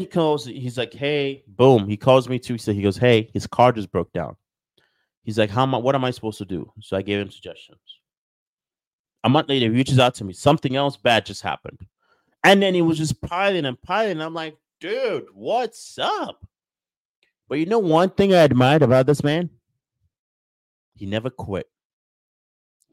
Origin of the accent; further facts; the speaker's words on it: Nigeria; moved away; I grew up in Nigeria. We don't have baseball